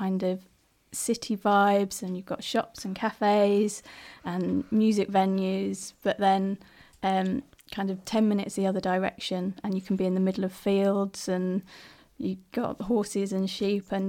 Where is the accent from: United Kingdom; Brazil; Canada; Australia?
United Kingdom; London; moved away as an adult; also born or lived in Sheffield / Ireland / Irish background; now in Leeds, United Kingdom; I'm from South London originally, so that's kind of where I grew up